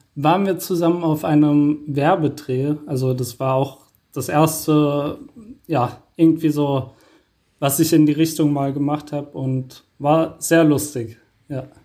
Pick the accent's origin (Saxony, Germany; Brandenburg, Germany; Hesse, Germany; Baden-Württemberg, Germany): Hesse, Germany; Wiesbaden; also born or lived in Mainz / Rheingau; ich bin in Wiesbaden geboren und ähm, habe dann eine lange Zeit in Mainz gewohnt.